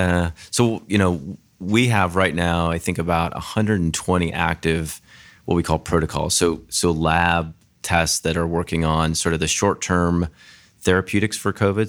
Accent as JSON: {"language": "English", "town": "Grand Junction", "region": "Colorado", "country": "United States", "tie": "born or raised there", "moved": "yes", "said": "I grew up in a small town in Colorado called Grand Junction, Colorado"}